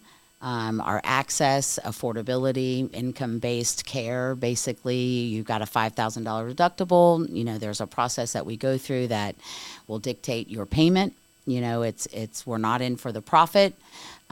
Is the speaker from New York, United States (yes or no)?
no; Daytona Beach, Florida, United States; I'm a Daytona Beach native. I was born and raised in Daytona Beach